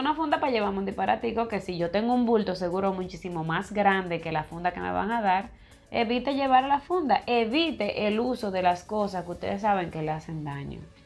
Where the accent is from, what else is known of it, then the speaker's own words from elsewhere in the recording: Dominican Republic; como dominicano y todo, yo amo mi país